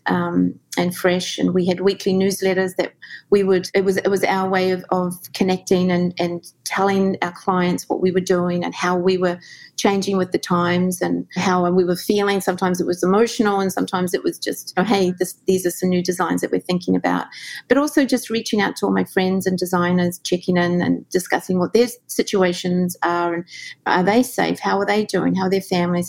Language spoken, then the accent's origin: English; New Zealand; moved away as an adult; also born or lived in Australia; now in New York, United States; growing up in New Zealand in the 70s